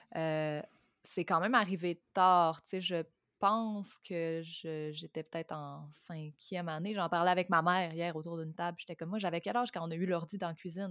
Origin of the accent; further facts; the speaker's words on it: Lac Saint-Jean, Quebec, Canada; Je suis née en 92 au Lac Saint-Jean